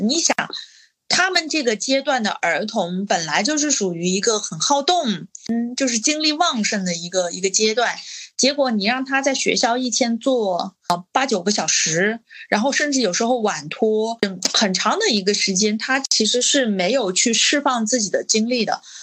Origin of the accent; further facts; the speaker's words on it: Changsha, Hunan, China; 我们作为长沙人，其实我们的口味都是很重的